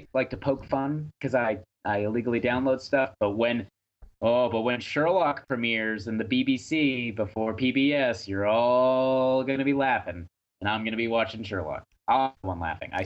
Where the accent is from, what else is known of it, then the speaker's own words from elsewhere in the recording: New Hampshire, United States; moved away; my home state